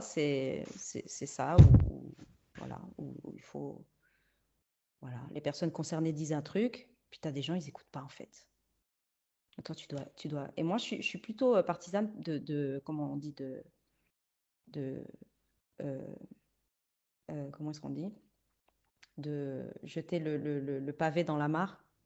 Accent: Luxembourg; first language Spanish; also born or lived in Liège, Belgium; j'ai grandi euh, les premières années jusqu'à mes 7 ans à Liège. Et puis, ouais, vers 7 ans, j'arrive au Luxembourg

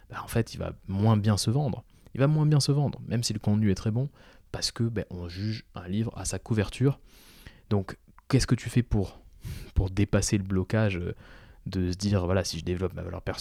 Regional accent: Toulouse, Occitania, France; moi, je suis toulousain à la base. oui, je n'ai pas d'accent, mais je suis toulousain. Euh, j'ai passé 20 ans de ma vie à Toulouse

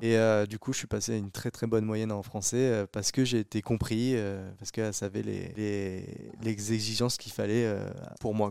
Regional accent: Chartres, Centre-Val de Loire, France; also born or lived in Mainvilliers; je suis né à Mainvilliers, donc euh, je suis euh, de Chartres. Bah, depuis le début, je suis à côté de Chartres

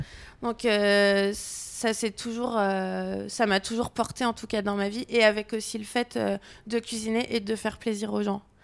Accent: near Avignon, Provence-Alpes-Côte d'Azur, France; moved away as an adult; now in Lyon, France; je suis originaire près d'Avignon

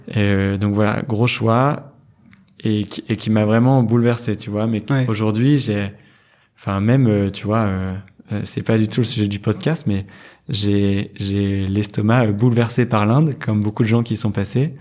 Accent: Lille, Hauts-de-France, France; moved away as an adult; now in Hendaye, France; j'ai 29 ans, je suis lillois. Euh, j'ai fait, euh, j'ai fait vraiment euh, tout mon parcours à, à Lille

